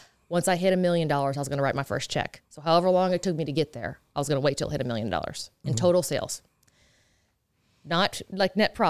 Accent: Texas, United States; I said, hey, I want to start a makeup line. I'm from Texas. What do I do?

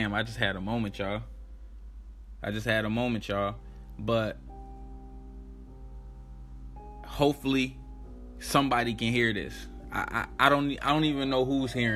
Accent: Chicago, Illinois, United States; I'm from Chicago. Shout out my city, Chicago. That's where I was born and raised

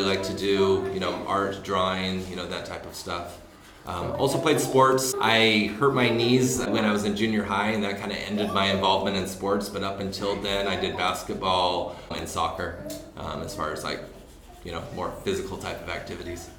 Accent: Orem, Utah, United States; I grew up in Orem, Utah. And that's basically where I spent almost all my childhood

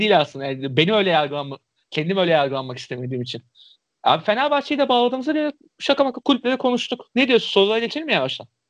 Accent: Istanbul, Turkey; Bayram Paşalıyım

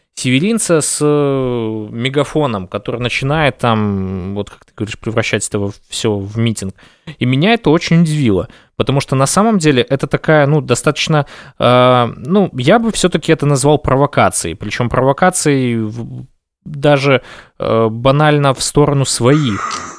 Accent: Belarus; мы единый народ, мы белорусы

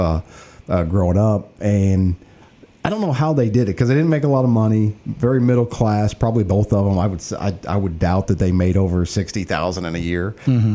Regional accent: East Alton, Illinois, United States; I grew up in East Alton, went to Wood River High School, uh, Illinois College, and yeah, I've been a community member all my life

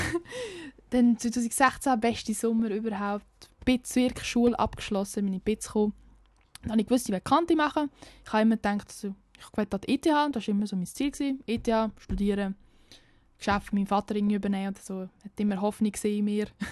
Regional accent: near Lucerne, Aargau, Switzerland; accent: slightly Lucerne-tinged Swiss German; komme aus dem Aargau. Das erklärt mein Dialekt, aber der ist eigentlich ziemlich klar. Ähm, ich komme aus der Nähe von Luzern, also ein bisschen luzernerisch angehaucht. Aber ja, ich komme aus einem Kaff, aus einem Dorf, mein ganzes Leben schon

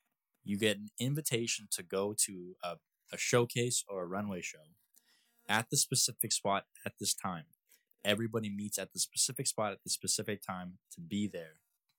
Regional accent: Canada; I'm a Canadian citizen.

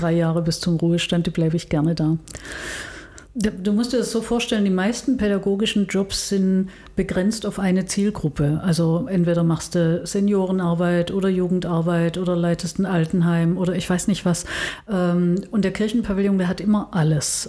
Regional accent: Stuttgart, Baden-Württemberg, Germany; moved away as an adult; also born or lived in Tübingen; now in Bonn, Germany; Ich bin in Stuttgart geboren, das hört man wahrscheinlich unmittelbar, dass ich nicht aus dem Rheinland komme. Ähm, war damals katholisch und äh, bin da aufgewachsen

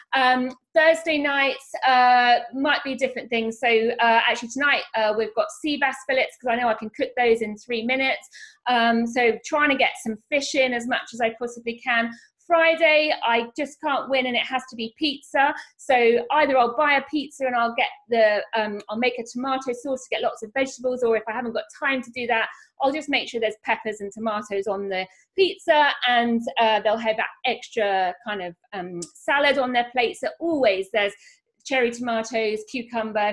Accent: Norfolk, East of England, United Kingdom; moved away; I grew up here in Norfolk. I've lived all over the world, but have come back here to bring up my babies.

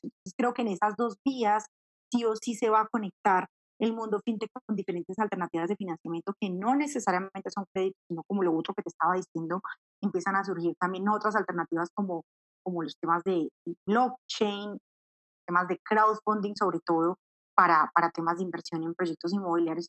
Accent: Manizales, Caldas, Colombia; moved away as an adult; now in Bogotá, Colombia; tomé la decisión de, de irme de Manizales y, venirme para Bogotá

